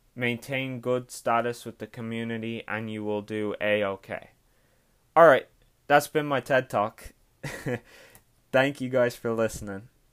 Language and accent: English; Ireland; I'm Irish.